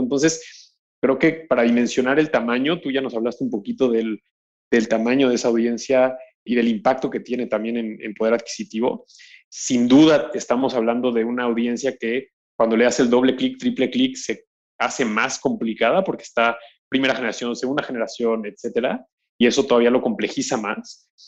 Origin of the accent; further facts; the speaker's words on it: Mexico; siendo mexicano